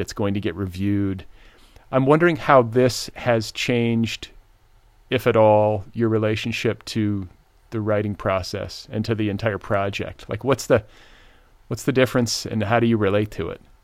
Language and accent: English; Midwest, United States; also born or lived in Indiana; I grew up in the Midwest, but spent part of my childhood in Indiana